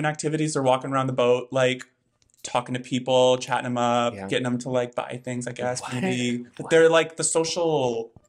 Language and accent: English; Branson, Missouri, United States; moved away; we grew up around Branson.